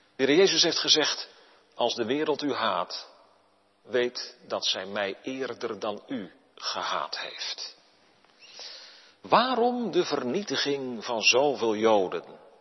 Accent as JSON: {"language": "Dutch", "country": "Netherlands", "said": "wij staan als Nederlanders erom bekend dat wij erg op onze vrijheid zijn gesteld"}